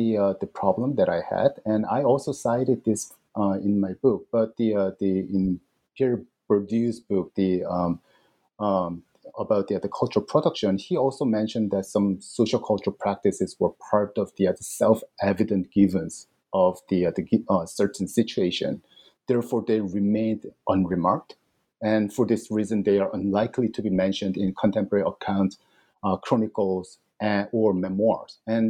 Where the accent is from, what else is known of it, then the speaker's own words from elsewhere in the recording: South Korea; And they knew that I came from Korea, and they knew that I studied Chinese literature.